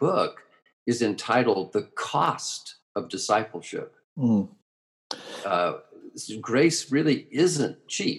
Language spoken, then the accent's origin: English; United States; as an American